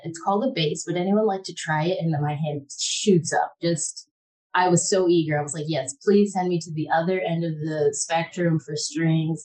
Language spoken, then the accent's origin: English; Michigan, United States; moved away; also born or lived in Detroit, Michigan / Ann Arbor, Michigan; I am originally from Michigan, born in Detroit, graduated from Ann Arbor Public Schools